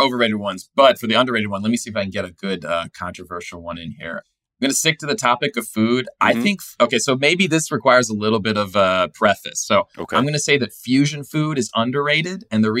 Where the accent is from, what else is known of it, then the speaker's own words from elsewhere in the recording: California, United States; now in New York, United States; Yeah. I live in New York. I'm from California.